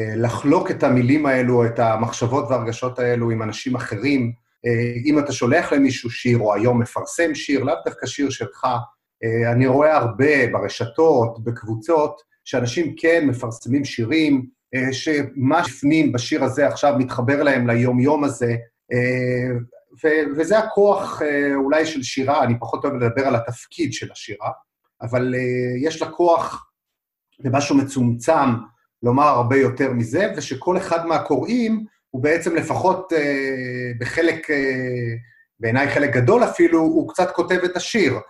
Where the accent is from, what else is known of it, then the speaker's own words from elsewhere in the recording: Arad, Southern District, Israel; also born or lived in Beersheba; נולדתי בעיר ערד, זו עיר, אבל בעצם גדלתי ככה על הקרוב מאוד למצפה שמביט על, ה, על הבריכות של ים המלח